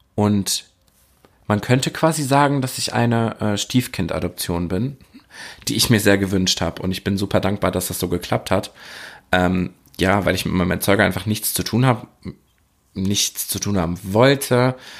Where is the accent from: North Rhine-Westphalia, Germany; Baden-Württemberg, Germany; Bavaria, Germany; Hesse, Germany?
North Rhine-Westphalia, Germany; Oer-Erkenschwick; ich komme ja aus Ohrerkenschwick. Ich bin einer der wenigen Menschen, ich glaube, es sind sogar unter zehn Menschen, die im Personalausweis oder in ihren Daten angegeben haben, dass der Geburtsort Or Erkenschwick ist